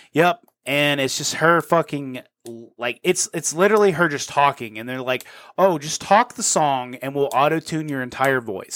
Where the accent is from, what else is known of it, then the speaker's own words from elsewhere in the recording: Georgia, United States; we grew up in Georgia